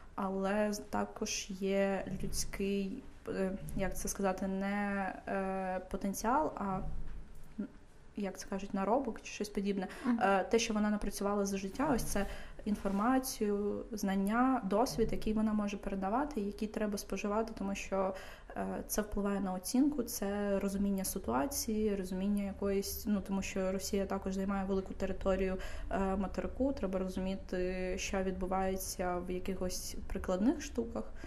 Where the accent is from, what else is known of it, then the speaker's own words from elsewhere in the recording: Kyiv, Ukraine; я дитина, яка виросла в Києві